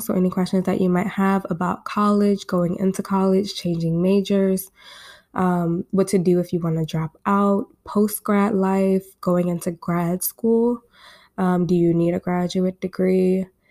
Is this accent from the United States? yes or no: yes; Baltimore, Maryland, United States; I'm coming to you guys from my hometown in Baltimore, Maryland. I was born and raised here.